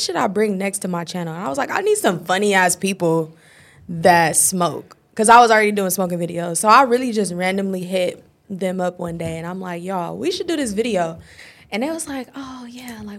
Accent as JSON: {"language": "English", "town": "Los Angeles", "region": "California", "country": "United States", "tie": "born or raised there", "said": "I'm 24. I'm from Los Angeles, born and raised"}